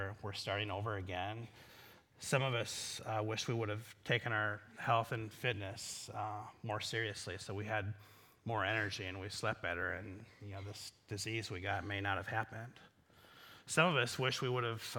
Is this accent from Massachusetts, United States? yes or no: no; Iowa, United States; I'm from Iowa